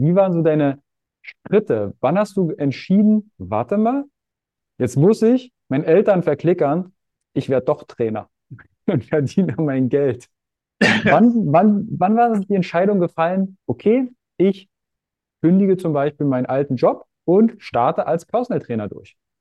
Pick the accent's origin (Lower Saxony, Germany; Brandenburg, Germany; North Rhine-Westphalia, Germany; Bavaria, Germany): Brandenburg, Germany; Fürstenwalde; Ich komme aus Fürstenwalde, Frankfurt Oder, das ist ein Katzensprung.